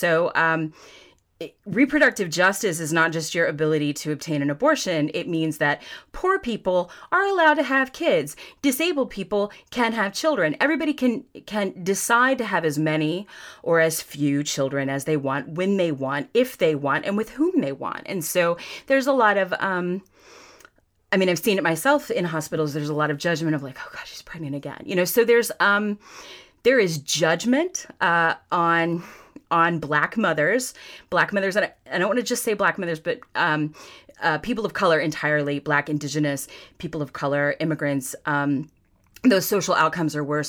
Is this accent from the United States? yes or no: yes; Florida, United States; And I was flown here. I grew up on Florida's Space Coast. My mom lives across the street from an astronaut now.